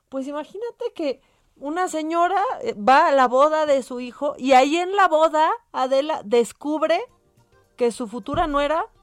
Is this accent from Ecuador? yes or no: no; Monterrey, Nuevo León, Mexico; pero bueno … de Monterrey, Nuevo León.